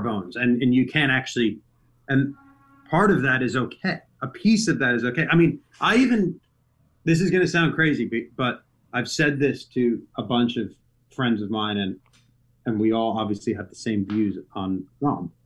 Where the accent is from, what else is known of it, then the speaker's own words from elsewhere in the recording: United States; being an American